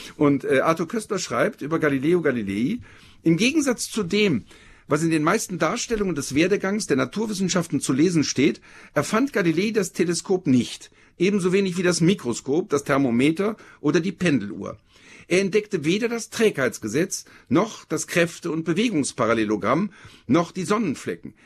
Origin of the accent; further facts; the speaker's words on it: Germany; Ich bin gerade als Deutscher